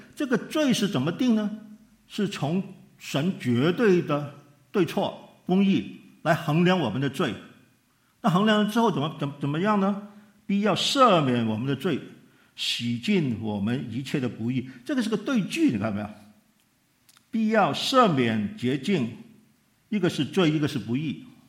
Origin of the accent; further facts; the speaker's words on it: Hong Kong; 他从美国寄钱回香港